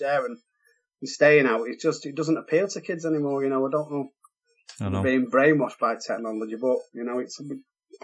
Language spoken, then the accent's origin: English; Chadderton, North West England, United Kingdom; also born or lived in Hardwick; I love my childhood in Chadderton. I was, I was born in Hardwick, and I think we moved to Chadderton when I was about 1970